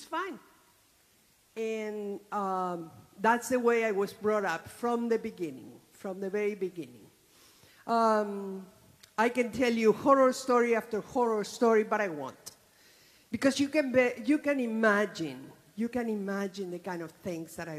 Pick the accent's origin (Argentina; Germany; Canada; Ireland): Argentina; moved away; I was born in Argentina some 67 years ago